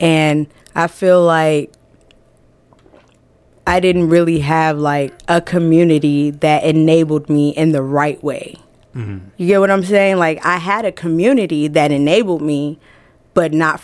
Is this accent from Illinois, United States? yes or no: no; Atlanta, Georgia, United States; also born or lived in Trenton, New Jersey; now in Iowa, United States; I was raised in Atlanta, Gwinnett County to be exact, Atlanta